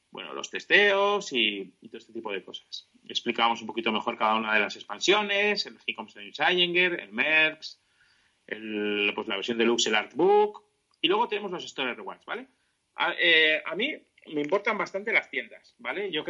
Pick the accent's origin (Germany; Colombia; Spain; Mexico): Spain; San Sebastián, Basque Country; esto es Armageddon Comics, que es una tienda de Donosti, yo soy de Donosti, y es una tienda pues, que yo ya eh, y, he puesto el ejemplo, ¿vale?